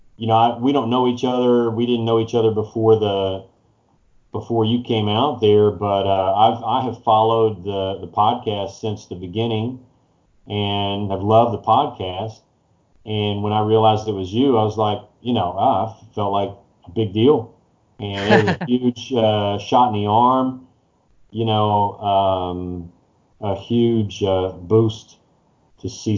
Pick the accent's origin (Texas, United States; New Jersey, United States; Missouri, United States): Texas, United States; College Station; also born or lived in Fort Worth, Texas / Louisiana; I grew up in College Station